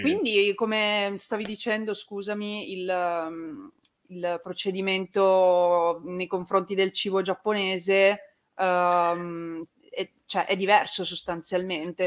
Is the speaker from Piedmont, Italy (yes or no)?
yes; Turin, Piedmont, Italy; moved away as an adult; now in Veneto, Italy; essendo torinese anche io